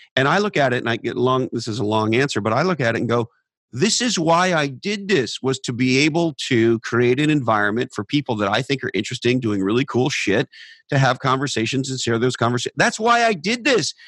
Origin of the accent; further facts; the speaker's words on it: Silicon Valley, California, United States; growing up in Silicon Valley